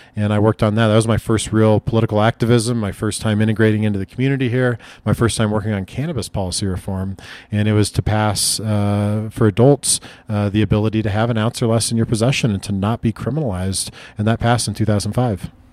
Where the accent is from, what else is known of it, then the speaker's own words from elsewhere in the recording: Lincoln, Nebraska, United States; now in Denver, United States; grew up in Northeast Lincoln, Nebraska